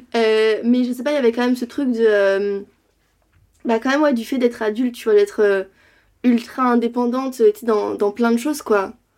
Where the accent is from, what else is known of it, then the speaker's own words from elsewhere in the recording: Rennes, Brittany, France; moved away as an adult; also born or lived in New York; now in Paris, France; De Bretagne de Rennes